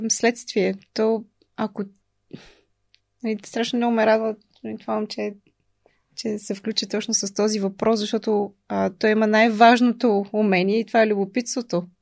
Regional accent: Bulgaria; И научих, че има нещо много топло в, а, в това да сме българи.

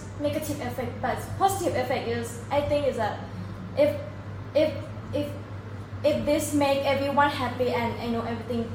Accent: Buriram, Thailand; English is a second language; also born or lived in Phuket; I live in Phuket, but I was born in Buriram. My father and my mother work at Phuket.

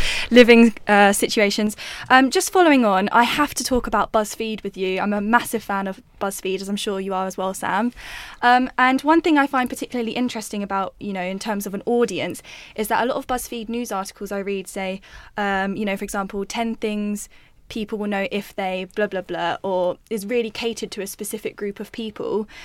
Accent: London, United Kingdom; as a Londoner

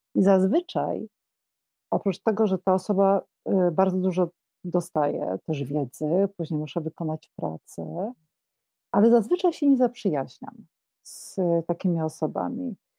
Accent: Kraków, Lesser Poland, Poland; Mieszkałam w Krakowie, y, y, no jestem krakowanką, więc y, z urodzenia mieszkałam w fantastycznym miejscu przy ulicy Teraz Królewskiej

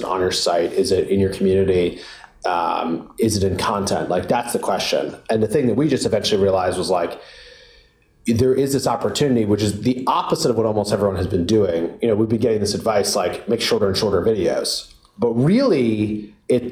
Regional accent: Providence, Rhode Island, United States; I grew up in Providence, Rhode Island

